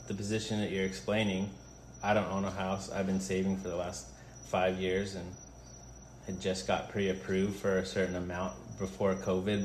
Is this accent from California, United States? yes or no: yes; San Jose, California, United States; now in Kona, United States; I'm from San Jose, California, which is inland